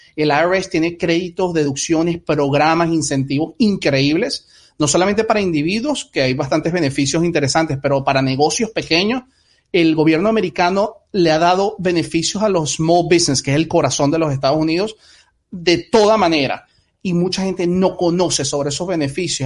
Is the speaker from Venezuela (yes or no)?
yes; Venezuela; now in United States; muchos venimos de Venezuela